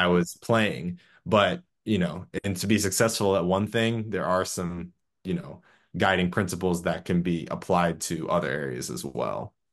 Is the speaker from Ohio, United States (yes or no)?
no; Clearwater, Florida, United States; now in Orlando, United States; originally from Clearwater, Florida, live in Orlando